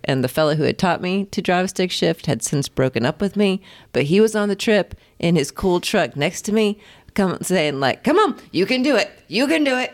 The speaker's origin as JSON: {"language": "English", "region": "Indiana", "country": "United States", "tie": "born or raised there", "also_born_or_lived": "Colorado", "moved": "as an adult", "said": "I grew up in Indiana"}